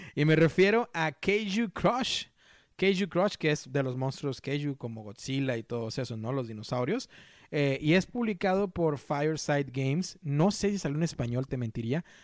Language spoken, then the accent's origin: Spanish; Mexico; yo soy mexicano